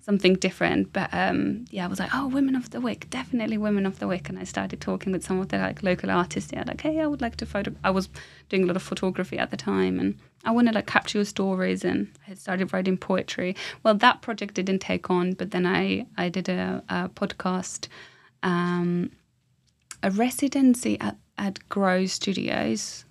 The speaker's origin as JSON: {"language": "English", "country": "Finland", "moved": "as an adult", "lives_now": "London, United Kingdom", "said": "I'm from Finland"}